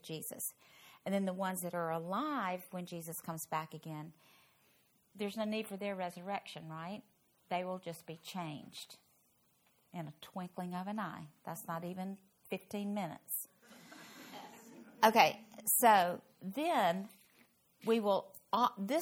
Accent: Louisville, Kentucky, United States; now in Fort Worth, United States; my hometown, Louisville

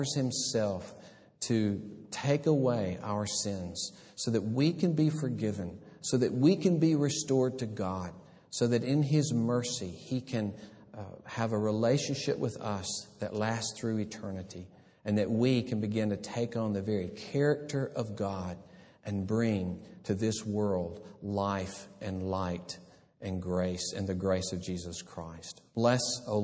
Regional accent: about an hour from Birmingham, Alabama, United States; this church in Birmingham, about an hour from my hometown

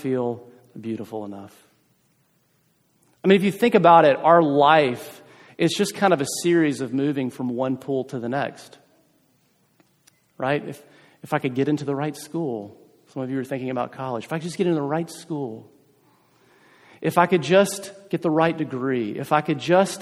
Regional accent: South Carolina, United States; moved away; I'm from South Carolina originally

